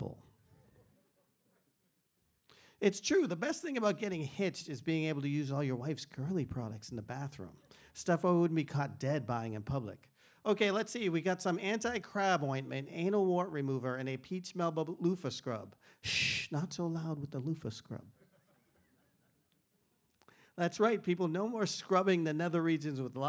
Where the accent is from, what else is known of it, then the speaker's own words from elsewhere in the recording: Boston, Massachusetts, United States; I grew up in Boston, Massachusetts in the 70s